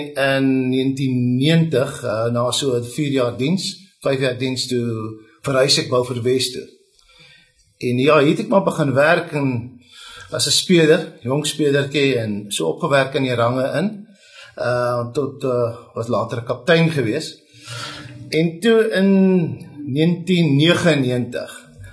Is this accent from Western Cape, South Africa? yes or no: yes; Bellville, Western Cape, South Africa; moved away as an adult; now in Beaufort West, South Africa; ek het groot geword in Oakdale Belwel